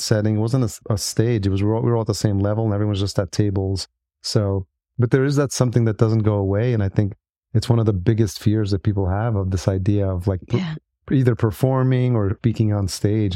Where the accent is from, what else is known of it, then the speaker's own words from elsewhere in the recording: New York, United States; I grew up in New York